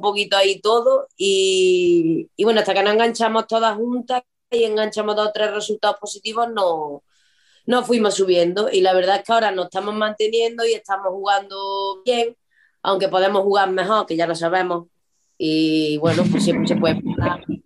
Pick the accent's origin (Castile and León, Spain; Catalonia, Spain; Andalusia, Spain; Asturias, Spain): Andalusia, Spain; Córdoba; moved away as an adult; now in Ourense, Spain; yo soy de Córdoba, pero llevo ya 12 años aquí en Orense